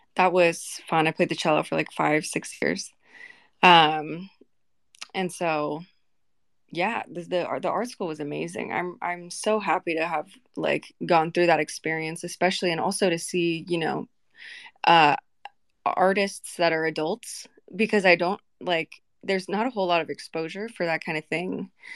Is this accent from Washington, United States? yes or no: yes; Vancouver, Washington, United States; I grew up in Vancouver, Washington, and I have a lot of homies still there.